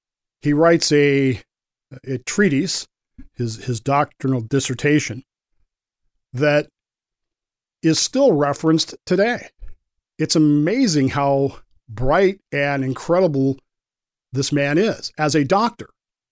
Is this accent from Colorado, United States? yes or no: yes; Colorado, United States; also born or lived in Wyoming / Utah; And look, I grew up in Colorado, Wyoming, Utah. I know how to drive in the snow.